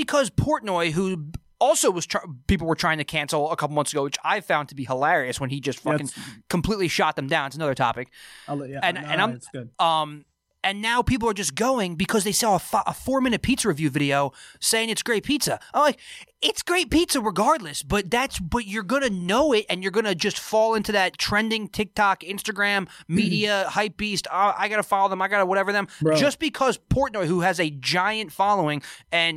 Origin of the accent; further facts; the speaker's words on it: Freehold, New Jersey, United States; my hometown, shout out to Freehold, New Jersey